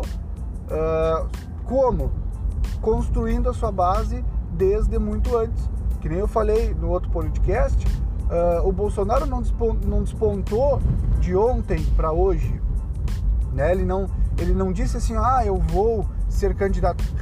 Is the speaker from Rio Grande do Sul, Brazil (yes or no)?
yes; Rio Grande do Sul, Brazil; eu sou do Rio Grande do Sul